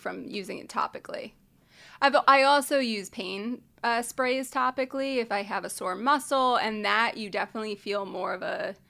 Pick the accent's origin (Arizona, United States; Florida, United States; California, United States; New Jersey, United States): New Jersey, United States; moved away as an adult; my cannabis journey started when I moved out west from New Jersey to go to school out here.